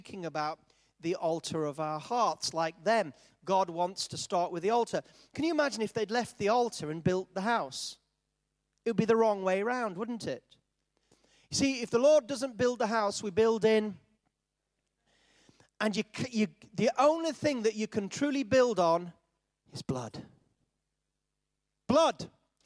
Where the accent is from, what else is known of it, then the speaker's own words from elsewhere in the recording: Yorkshire and the Humber, United Kingdom; I was brought up in Yorkshire